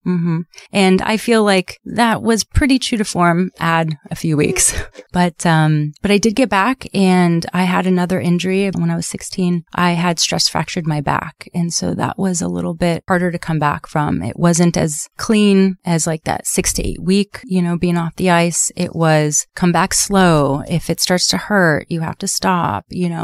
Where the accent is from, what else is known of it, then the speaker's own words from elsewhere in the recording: Southern California, United States; I grew up here in Sou-, in Southern California